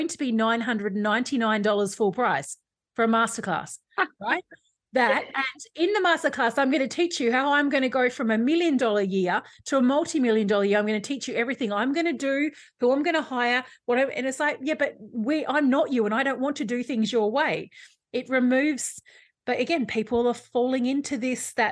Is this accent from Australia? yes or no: yes; Australia